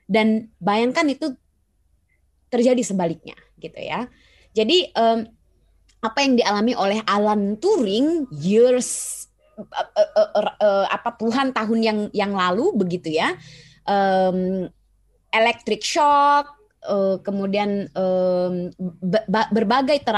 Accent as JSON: {"language": "Indonesian", "country": "Indonesia", "tie": "born there", "said": "Kalau boleh milih sih saya juga nyesel lahir di Indonesia ya kan."}